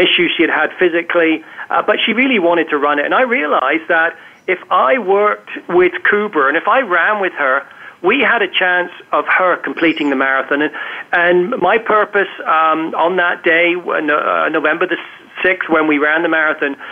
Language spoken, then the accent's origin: English; England, United Kingdom; now in Canada; I was born in England, live in Canada